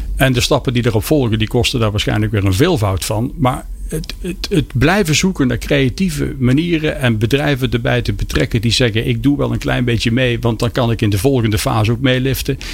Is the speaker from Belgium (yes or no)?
no; Peel, Netherlands; bij ons in de Peel, een museum van Jan Vriends